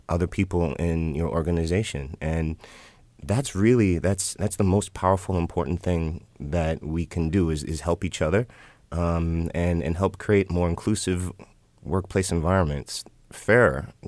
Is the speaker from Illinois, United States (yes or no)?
yes; Chicago, Illinois, United States; I'm from Chicago too